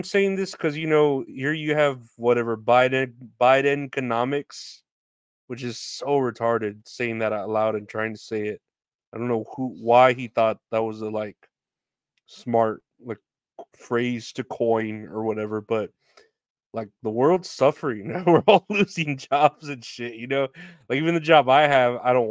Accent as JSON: {"language": "English", "town": "Boston", "region": "Massachusetts", "country": "United States", "said": "I'm from Boston. I'm a fucking pervert from Boston"}